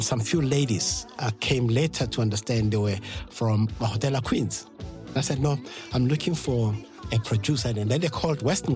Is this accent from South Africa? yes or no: yes; Mamelodi, Gauteng, South Africa; I was born and raised in Mamelodi.